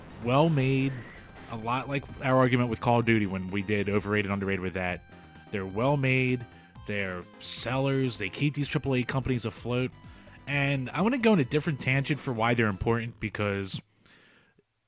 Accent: United States; we're American

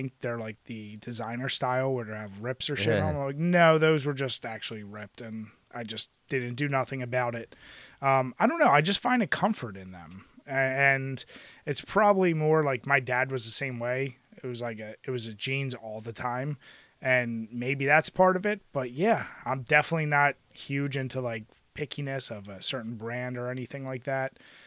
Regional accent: Philadelphia, Pennsylvania, United States; growing up in Philly

